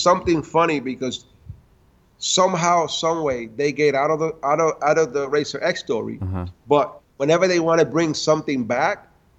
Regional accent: New York City, New York, United States; I'm from Washington Heights

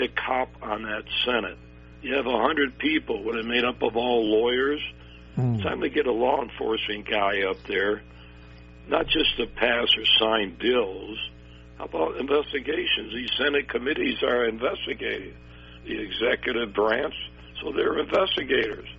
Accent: Springfield, Massachusetts, United States; moved away as an adult; also born or lived in Chicago; now in Arizona, United States; I was born and raised in Springfield.

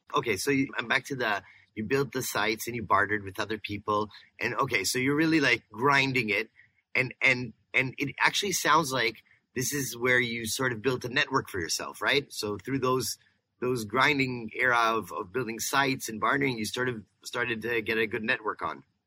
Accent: Canada; We're Canadians too here.

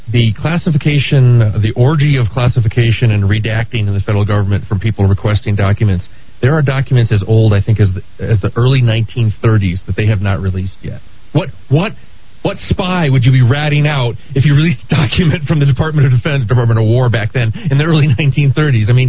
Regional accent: New England, United States; moved away; I grew up in New England. The Red Sox were like a religion there.

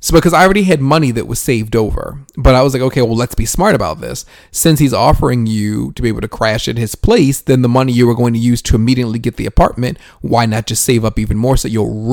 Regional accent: Northeast, United States; moved away as an adult; now in Atlanta, United States; I'm from the Northeast, you know, so we have a bunch of cities that are all right next to each other.

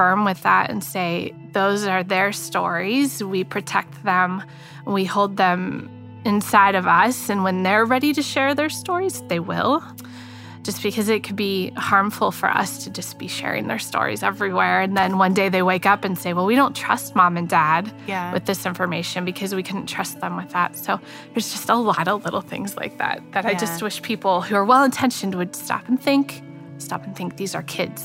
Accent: Northeast Ohio, United States; moved away; my hometown, which is a small town in Northeast Ohio

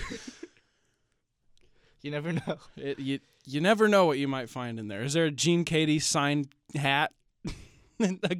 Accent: West Lafayette, Indiana, United States; I'm from West. Lafayette.

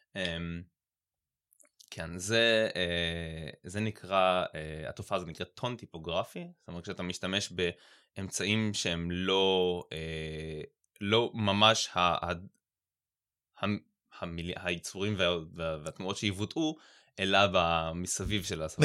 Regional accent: Haifa, Haifa District, Israel; אני חיפאי

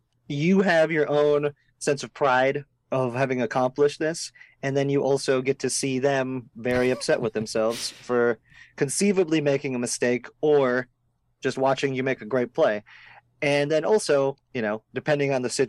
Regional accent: Fargo, North Dakota, United States; moved away as an adult; also born or lived in Moorhead, Minnesota; now in Los Angeles, United States; I'm originally from Fargo, North Dakota

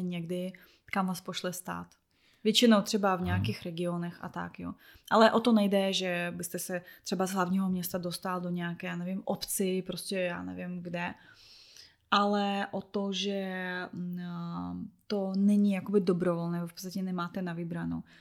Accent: Belarus; Czech is a second language; moved away; jako vlastně Běloruska

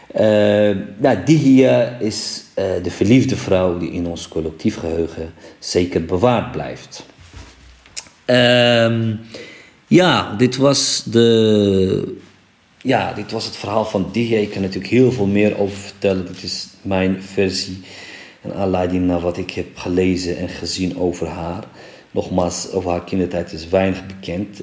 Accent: Morocco; moved away; in mijn geboorteland Marokko

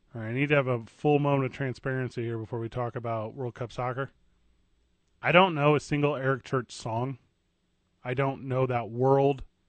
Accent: Illinois, United States; now in Albuquerque, United States; a kid growing up in Illinois

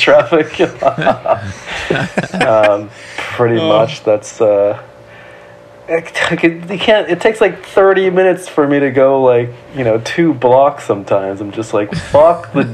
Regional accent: San Gabriel Valley, California, United States; I grew up just all over the San Gabriel Valley. It's like a little bit east

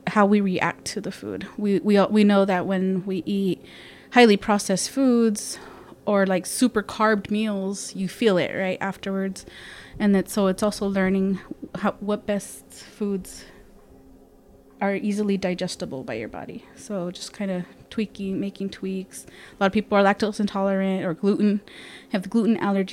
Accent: Arizona, United States; I was born here in Arizona

